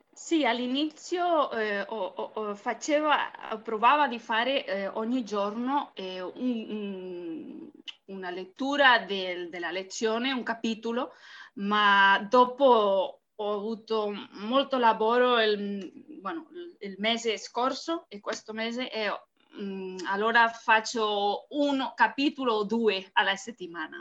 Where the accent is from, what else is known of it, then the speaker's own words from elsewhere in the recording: Barcelona, Catalonia, Spain; Italian is a second language; sono dall'Espagna, sono spagnola, eh, di Barcellona